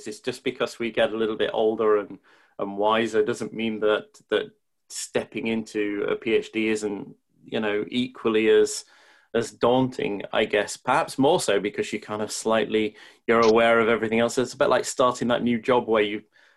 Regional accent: Leeds, Yorkshire and the Humber, United Kingdom; accent: Yorkshire; moved away as an adult; also born or lived in Oxford / the south of England; I'm from Leeds. I've lived in the south. Oh, I've been moving to Oxford when I was 18

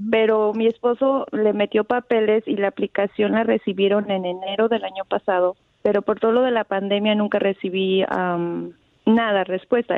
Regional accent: Guanajuato, Mexico; now in Ohio, United States

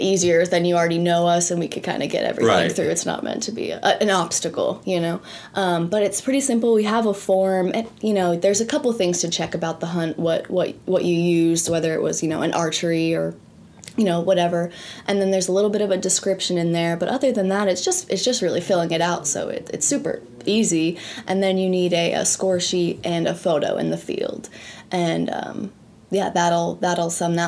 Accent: New Jersey, United States; moved away as an adult; also born or lived in Delaware; now in Dallas, United States; I was born in New Jersey on the coast there

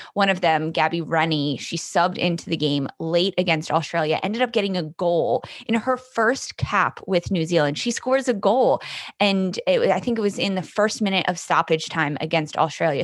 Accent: Philadelphia, Pennsylvania, United States; also born or lived in Milwaukee; although I'm in Philadelphia, born and raised in Philadelphia

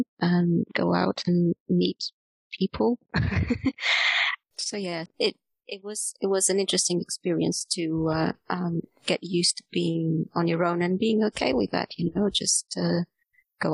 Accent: Porto, Norte, Portugal; moved away as an adult; also born or lived in Reading, United Kingdom; now in Exeter, United Kingdom; I was in Porto, which is my hometown in Portugal

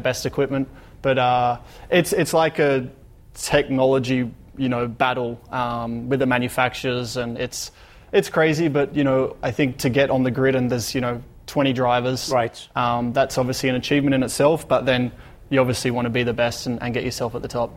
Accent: Australia; growing up in Australia, you know, growing up with sunshine and uh, you know, live close to the beach

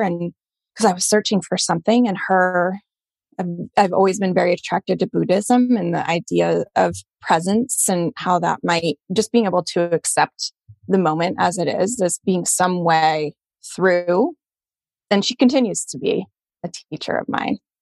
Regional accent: Colorado, United States; moved away as an adult; also born or lived in Boston; I grew up in Colorado in a pretty white bread suburban town

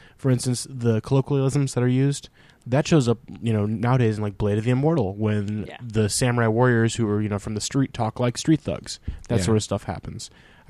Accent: United States; so as an American

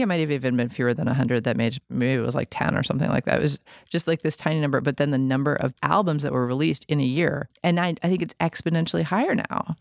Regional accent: New York City, New York, United States; I'm from New York City, and I feel like, you know, when I was in bands in the late nineties in New York

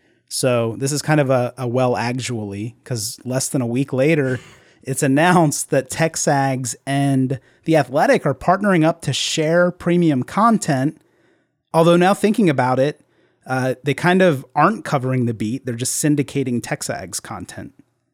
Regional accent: Delaware, United States; I grew up in Delaware.

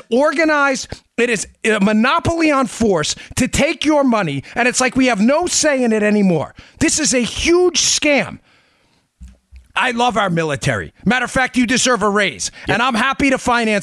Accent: Smithtown, New York, United States; also born or lived in Queens, New York; I was born in Smithtown. My parents got divorced. I moved above a bar at 64th Place in Myrtle Avenue in a cockroach infested apartment

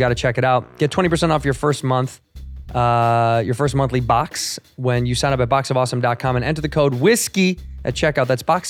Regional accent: Chicago, Illinois, United States; In Chicago.

